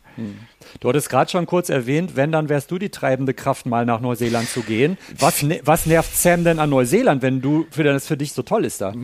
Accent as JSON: {"language": "German", "area": "Ruhr area", "region": "North Rhine-Westphalia", "country": "Germany", "said": "ich komme ich komm ja selber aus dem Ruhrpott, aus dem Ruhrgebiet in Deutschland"}